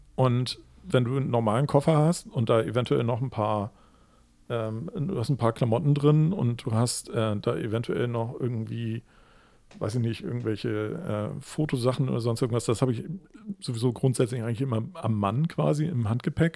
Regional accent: Hamburg, Germany; ich würde als Hamburger

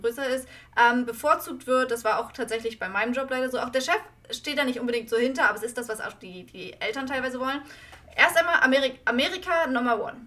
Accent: Germany; moved away; ich als Deutsche

